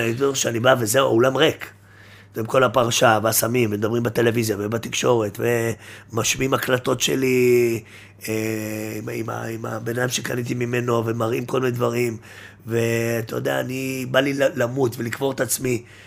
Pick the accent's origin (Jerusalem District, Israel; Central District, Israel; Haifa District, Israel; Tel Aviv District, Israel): Jerusalem District, Israel; Jerusalem; גדלתי בירושלים